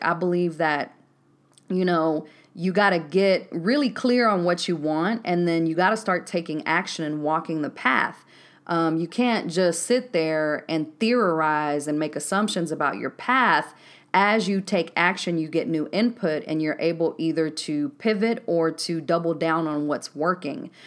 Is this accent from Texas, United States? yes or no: yes; Waco, Texas, United States; moved away as an adult; also born or lived in Decatur, Georgia; born and raised in Waco, Texas